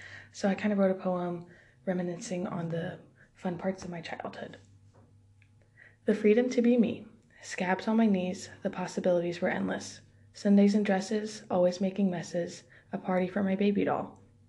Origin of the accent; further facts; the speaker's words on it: Houston, Texas, United States; Growing up in Houston